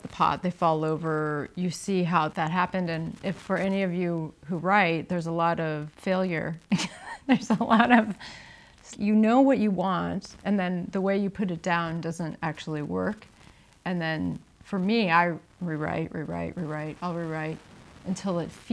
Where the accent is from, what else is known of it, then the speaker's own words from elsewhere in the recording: United States; I'm an American